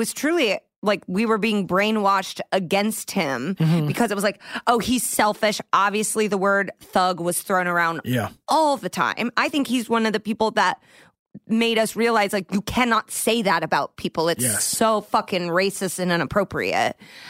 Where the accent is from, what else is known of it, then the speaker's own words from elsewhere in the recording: Indiana, United States; Growing up in Indiana